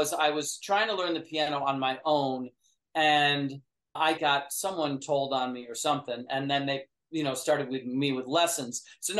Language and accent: English; New York, United States; Yeah, because I grew up in upstate New York, and so that was a part of the middle class and all that.